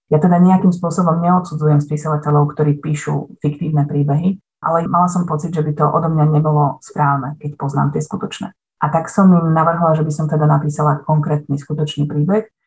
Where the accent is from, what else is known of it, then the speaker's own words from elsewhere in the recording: Lučenec, Banská Bystrica Region, Slovakia; Ona je rovnako ako ja rodáčka z Lučenca